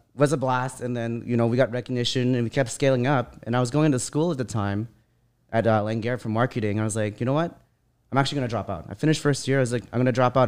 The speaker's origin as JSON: {"language": "English", "town": "Vancouver", "region": "British Columbia", "country": "Canada", "tie": "born or raised there", "said": "I grew up in Vancouver"}